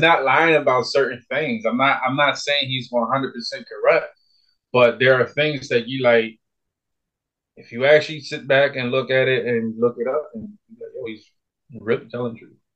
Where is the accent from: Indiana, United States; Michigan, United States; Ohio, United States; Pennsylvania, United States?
Pennsylvania, United States; Philadelphia; I was born and raised in North Philadelphia, in the hood.